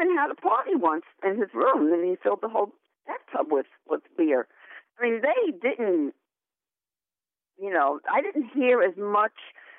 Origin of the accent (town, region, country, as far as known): New York City, New York, United States; born or raised there; also born or lived in Ridgewood, Queens